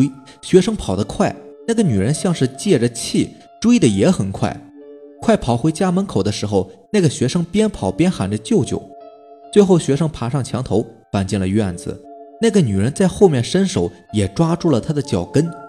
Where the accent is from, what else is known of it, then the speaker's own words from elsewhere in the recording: Jixian County, Heilongjiang, China; 我老家是住在集贤县的，三舅呢就住在老家。